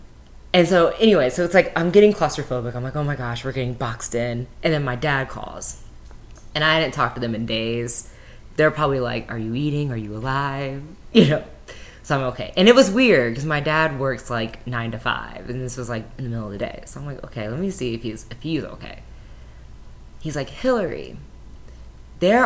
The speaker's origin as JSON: {"language": "English", "area": "Gwinnett County", "region": "Georgia", "country": "United States", "tie": "born or raised there", "said": "I grew up in Gwinnett County, which is one of the most diverse counties in the state"}